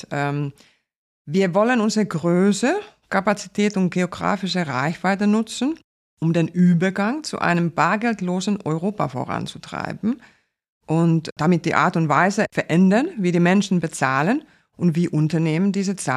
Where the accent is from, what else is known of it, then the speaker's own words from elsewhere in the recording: Finland; first language Finnish; German is a second language; Ich spreche vier Sprachen. Äh, Finnisch, äh, meine Muttersprache, Deutsch, Englisch und äh, Schwedisch